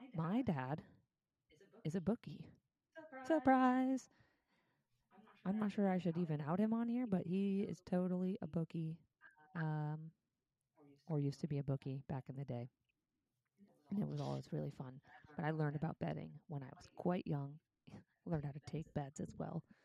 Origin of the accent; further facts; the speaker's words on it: Cleveland, Ohio, United States; moved away; I'm from Cleveland